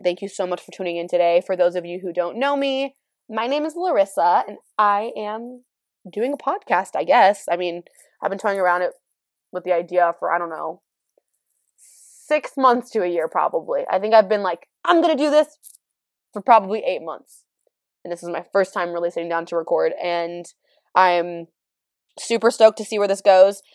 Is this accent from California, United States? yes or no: yes; California, United States; I'm from California.